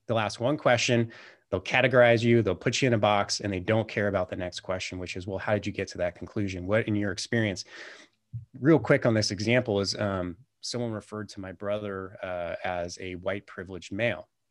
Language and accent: English; California, United States; moved away as an adult; now in Montana, United States; I always thought growing up in California that California was the greatest state in the world